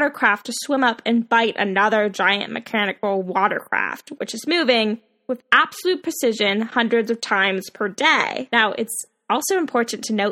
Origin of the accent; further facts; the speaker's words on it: Florida, United States; I grew up in Florida